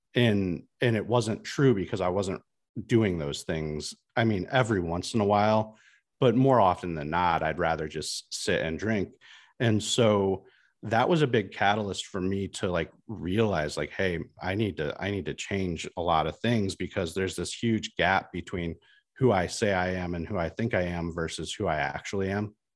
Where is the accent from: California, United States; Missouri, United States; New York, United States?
Missouri, United States; Washington; so I'm from Washington, Missouri